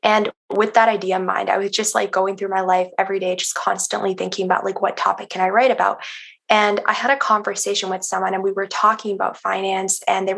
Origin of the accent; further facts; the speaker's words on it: Iran; now in Canada; So I'm Iranian Canadian. So for most of my life, I actually haven't been in Canada. I've been in Iran. So I lived there when I was like really young. And I lived there for like a big part of high school as well